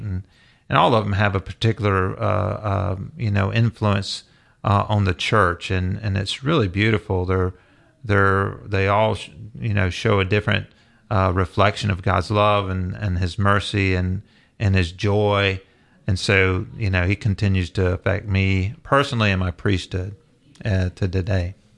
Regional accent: the South, United States; growing up in the South

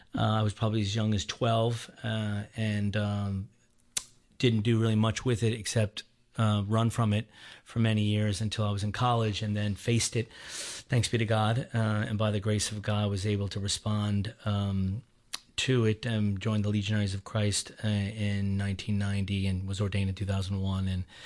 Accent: Baltimore, Maryland, United States; So I was born and raised in Baltimore, Maryland, outside of Baltimore, Maryland, big family of eight.

